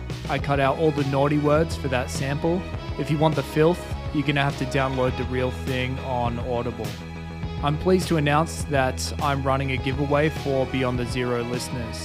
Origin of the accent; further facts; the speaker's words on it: Australia; I'm an Australian writer